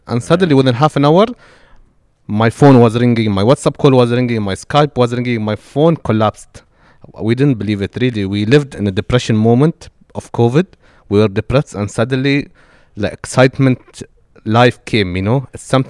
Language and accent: English; Abu Dhabi, United Arab Emirates; Yes, I'm born in the UAE. I'm from Abu Dhabi. I'm from the capital.